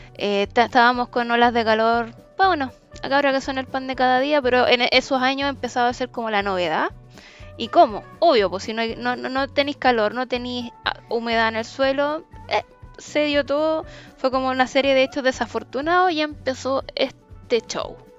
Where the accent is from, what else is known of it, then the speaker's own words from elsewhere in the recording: Santiago, Santiago Metropolitan Region, Chile; yo y el José, que somos típicos santiaguinos